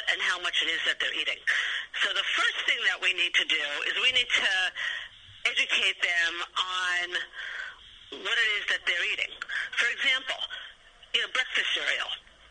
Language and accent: English; New York City, New York, United States; I am from New York